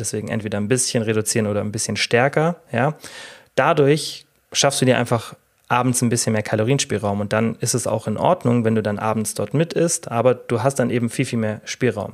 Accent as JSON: {"language": "German", "country": "Germany", "said": "bei uns in Deutschland"}